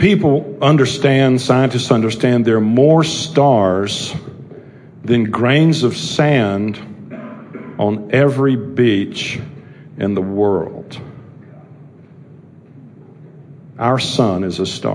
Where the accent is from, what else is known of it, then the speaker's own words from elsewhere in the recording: Charlotte, North Carolina, United States; I grew up over on Park Road here in Charlotte